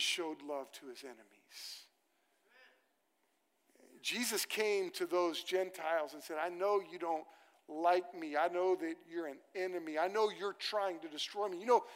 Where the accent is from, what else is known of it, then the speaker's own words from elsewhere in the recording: Moore, Oklahoma, United States; I grew up on land in Moore, Oklahoma, that my family got in the land run